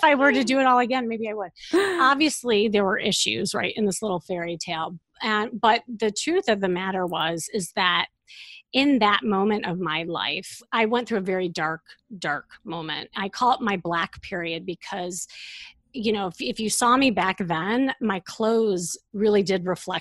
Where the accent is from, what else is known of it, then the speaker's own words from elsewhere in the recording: Chicago, Illinois, United States; moved away as an adult; now in Los Angeles, United States; I'm from Chicago, and you know, when I lived there